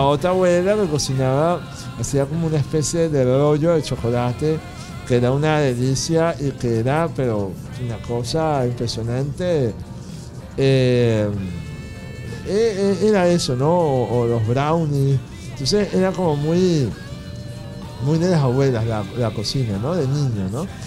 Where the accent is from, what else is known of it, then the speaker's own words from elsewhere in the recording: Venezuela; me enseñó a querer a Venezuela